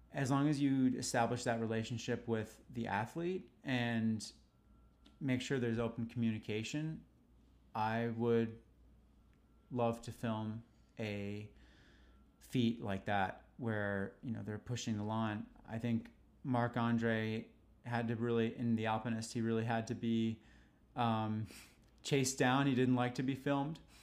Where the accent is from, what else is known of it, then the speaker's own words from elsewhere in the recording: New York City, New York, United States; growing up in New York was the best, was the best experience ever